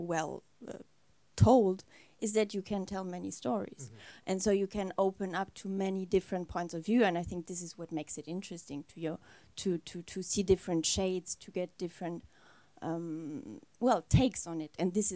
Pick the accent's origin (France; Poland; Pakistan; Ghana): France; also born or lived in Germany; I was born in Germany, but raised a lot in France